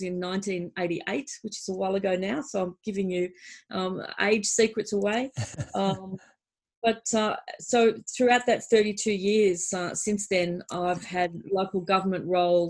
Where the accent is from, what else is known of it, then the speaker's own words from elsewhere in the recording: Hornsby, New South Wales, Australia; I was born and raised in Hornsby Shire, born in Hornsby Hospital, and went to Hornsby North Public School and Asquith Girls